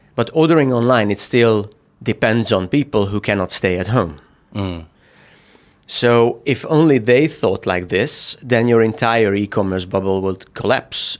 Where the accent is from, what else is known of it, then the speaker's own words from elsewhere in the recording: Hungary; moved away as an adult; also born or lived in Budapest; now in China; I come from Hungary